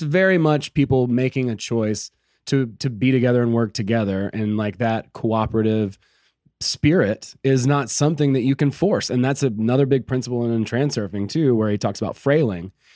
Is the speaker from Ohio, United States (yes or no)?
no; Georgia, United States; I'm from Georgia, right? Like, I'm no stranger to meth. Like, that's, you know, I grew up around, you know, just really simple country living